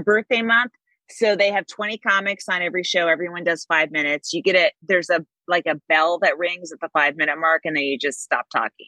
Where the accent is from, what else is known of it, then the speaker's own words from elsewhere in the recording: Bay Area, California, United States; I'm from the Bay Area